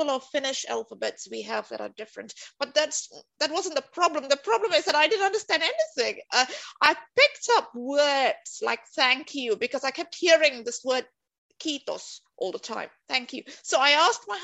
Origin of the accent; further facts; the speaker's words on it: Singapore; moved away as an adult; now in Helsinki, Finland; I'm from Singapore